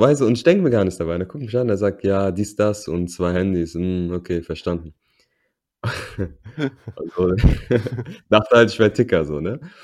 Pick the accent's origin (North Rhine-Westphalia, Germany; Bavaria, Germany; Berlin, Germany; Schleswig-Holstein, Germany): Berlin, Germany; first language German; wir sind in Berlin groß geworden